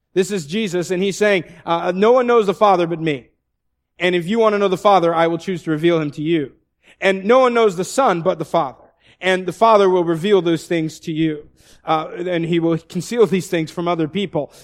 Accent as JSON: {"language": "English", "area": "the Northwest", "region": "Pacific Northwest", "country": "United States", "moved": "yes", "said": "I looked like I'm exactly from the Northwest"}